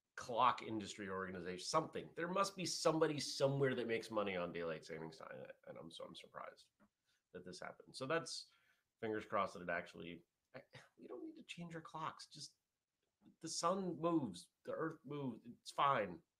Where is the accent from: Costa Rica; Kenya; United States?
United States; New England; growing up in New England